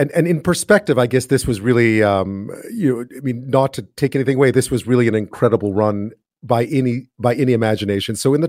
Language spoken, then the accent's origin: English; Canada; As a Canadian who's watched Jeopardy for a long time